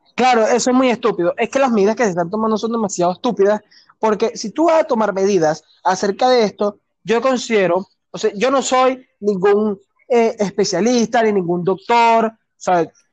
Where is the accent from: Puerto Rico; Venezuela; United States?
Venezuela; somos puros venezolanos.